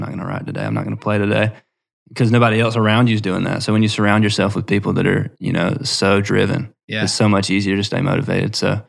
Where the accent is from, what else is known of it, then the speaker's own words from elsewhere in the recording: Dublin, Georgia, United States; So I grew up in Dublin, Georgia. Technically Dudley, Georgia.